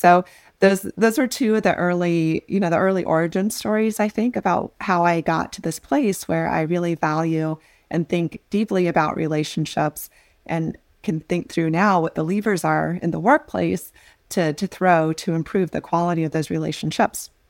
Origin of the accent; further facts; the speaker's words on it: North Platte, Nebraska, United States; I grew up in North Platte, Nebraska in a double-wide